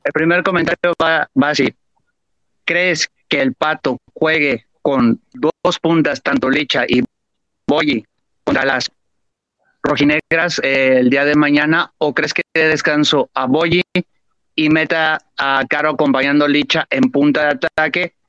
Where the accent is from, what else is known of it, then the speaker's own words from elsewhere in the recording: Guadalajara, Jalisco, Mexico; moved away as an adult; now in Barcelona, Spain; soy de Guadalajara, pero ahorita mismo me vine para Europa a estudiar la carrera precisamente de entrenador y no estoy en la ciudad